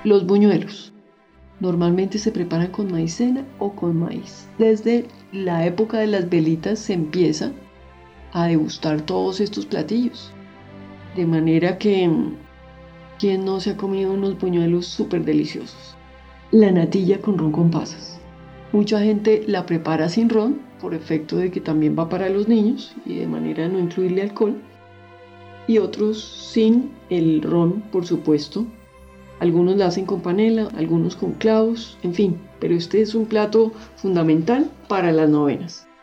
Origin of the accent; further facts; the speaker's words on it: Bogotá, Colombia; yo soy de Bogotá